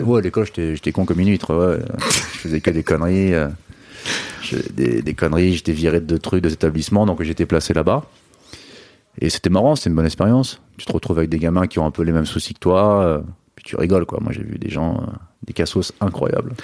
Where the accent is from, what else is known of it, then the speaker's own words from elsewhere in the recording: Finistère, Brittany, France; je suis breton euh, du, Finistère